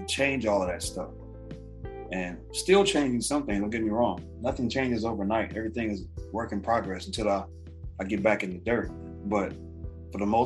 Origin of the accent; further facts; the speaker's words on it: Los Angeles, California, United States; I grew up in South Central.